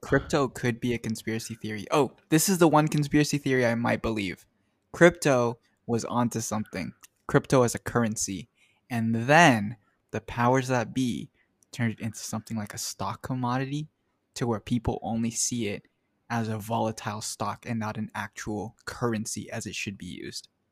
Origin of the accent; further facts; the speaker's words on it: United States; I'm American